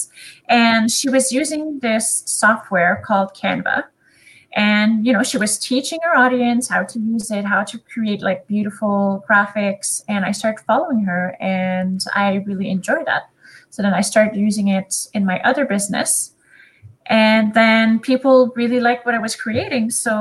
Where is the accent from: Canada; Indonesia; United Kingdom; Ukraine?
Canada; first language French; English is a second language; I am Canadian and my first language is French. So you will probably hear my little accent throughout this